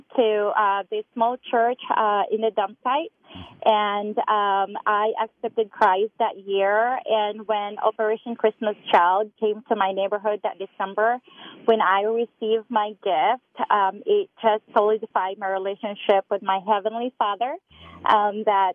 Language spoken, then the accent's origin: English; Cebu, Central Visayas, Philippines; I grew up in one of the 7,000 islands or so in the Philippines. It's called Mactan. It's one of the islands in the province of Cebu